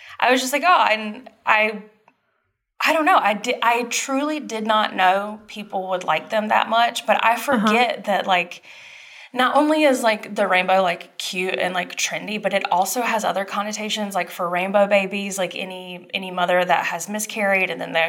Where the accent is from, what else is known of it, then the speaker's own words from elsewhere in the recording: Dublin, Georgia, United States; moved away; my hometown. So I'm from Dublin, Georgia.